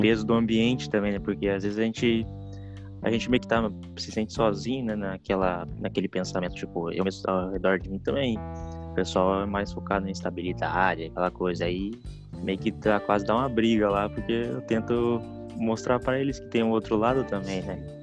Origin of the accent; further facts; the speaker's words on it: Foz do Iguaçu, Paraná, Brazil; Eu, sou de Foz do Iguaçu